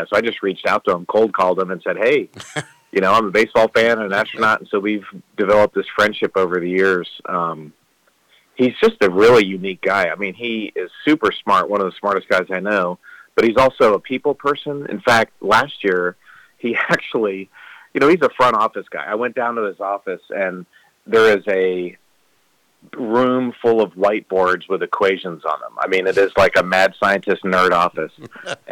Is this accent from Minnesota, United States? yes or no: no; Baltimore, Maryland, United States; moved away as an adult; now in Houston, United States; the Orioles are my hometown team